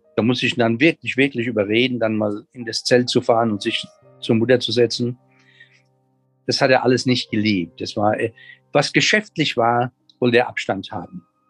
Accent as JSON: {"language": "German", "country": "Germany"}